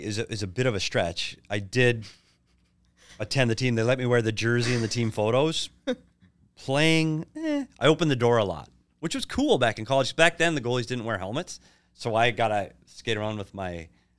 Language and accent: English; Minnesota, United States; And I'm not naive enough to know that I'm from Minnesota.